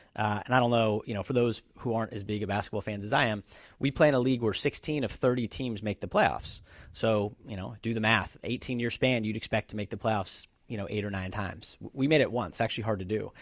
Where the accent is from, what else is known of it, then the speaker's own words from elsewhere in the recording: Bay Area, California, United States; also born or lived in Los Angeles; I grew up in the Bay Area. Um, so been here all my life, uh, aside from school, went to U C L